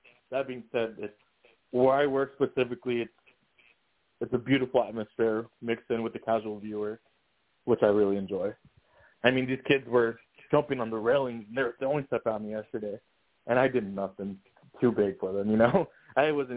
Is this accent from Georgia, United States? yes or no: no; New Mexico, United States; now in Phoenix, United States; I'm not from here. That being said, when I grew up in New Mexico